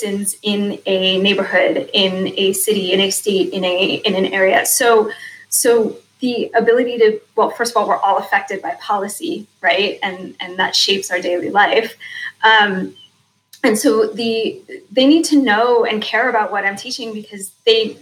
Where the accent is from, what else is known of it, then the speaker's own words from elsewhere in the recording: Cleveland, Ohio, United States; now in Indianapolis, United States; I grew up in Cleveland or outside of Cleveland